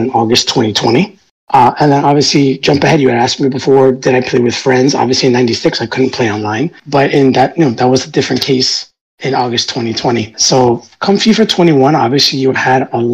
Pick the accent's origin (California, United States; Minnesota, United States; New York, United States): New York, United States; I was born in New York. My family immigrated to New York many years before